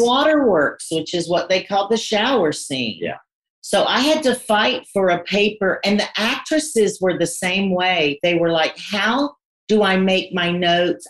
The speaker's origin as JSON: {"language": "English", "region": "North Carolina", "country": "United States", "also_born_or_lived": "London", "moved": "as an adult"}